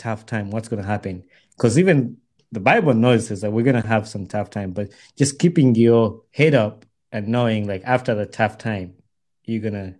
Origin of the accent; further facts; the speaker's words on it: Uganda; I grew up in Uganda